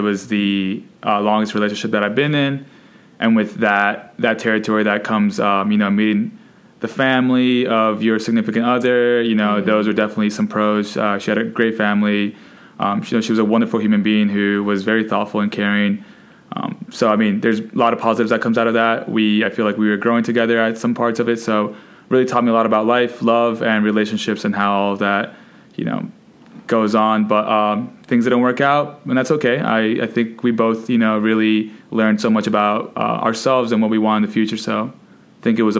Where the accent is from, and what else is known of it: Colombia